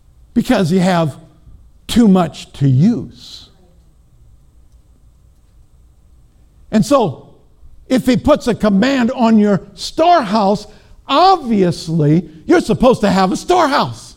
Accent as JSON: {"language": "English", "region": "Minnesota", "country": "United States", "said": "I'm from Minnesota"}